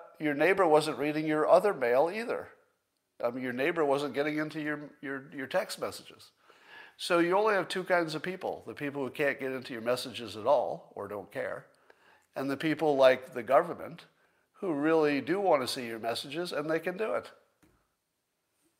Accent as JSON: {"language": "English", "town": "Windham", "region": "New York", "country": "United States", "tie": "born or raised there", "moved": "yes", "said": "you skied in my hometown"}